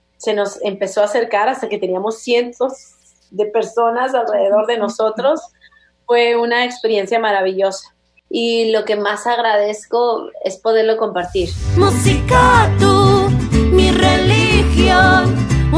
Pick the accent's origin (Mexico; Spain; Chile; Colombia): Mexico; Veracruz; moved away; la tierra donde crecí, que es mi bello Veracruz